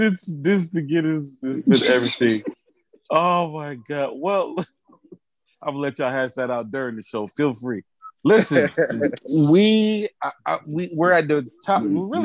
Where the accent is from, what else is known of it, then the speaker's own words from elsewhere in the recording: Milwaukee, Wisconsin, United States; I'm from Milwaukee.